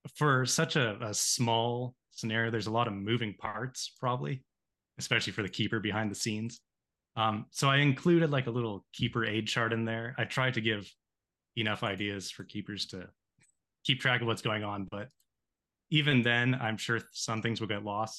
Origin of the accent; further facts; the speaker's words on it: Canada; my hometown here so in canada on a lake